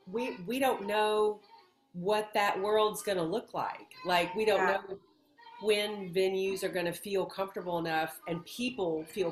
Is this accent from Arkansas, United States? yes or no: yes; Northeast Arkansas, United States; also born or lived in Ireland; where I grew up in Northeast Arkansas, we would go tubing